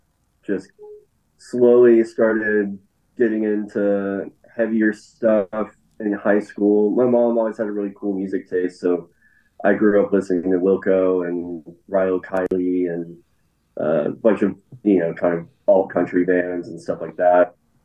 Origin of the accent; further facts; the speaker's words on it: Birmingham, Alabama, United States; moved away as an adult; now in Nashville, United States; So I'm from Birmingham originally. I've been in Nashville for like 7 years now